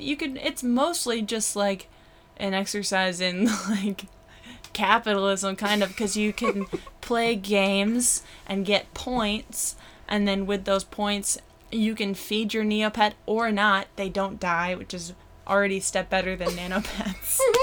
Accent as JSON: {"language": "English", "town": "Brockton", "region": "Massachusetts", "country": "United States", "tie": "born or raised there", "also_born_or_lived": "Boston", "moved": "yes", "said": "I grew up in Brockton, Massachusetts"}